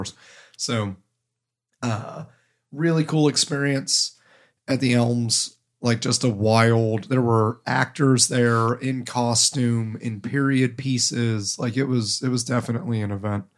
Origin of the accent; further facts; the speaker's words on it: Ohio, United States; now in New England, United States; I am from Ohio